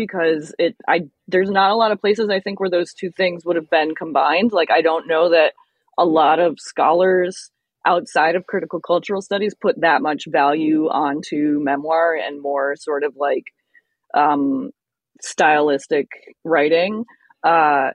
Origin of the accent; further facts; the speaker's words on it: United States; being African American, but not a descendant of slaves